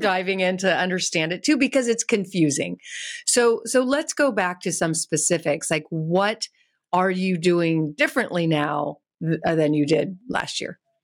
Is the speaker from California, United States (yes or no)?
yes; California, United States; I'm from California